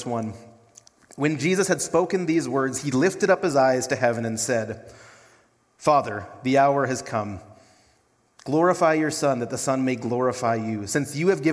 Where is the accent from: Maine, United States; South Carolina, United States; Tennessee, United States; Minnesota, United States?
Minnesota, United States; Duluth; now in Brookings, United States; I'm from Duluth, Minnesota